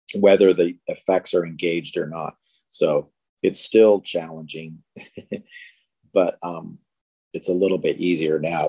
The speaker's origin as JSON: {"language": "English", "town": "Seattle", "region": "Washington", "country": "United States", "said": "we're all from Seattle and we all knew each other."}